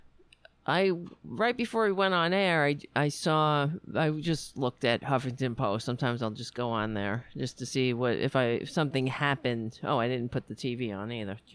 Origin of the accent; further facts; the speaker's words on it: United States; being an American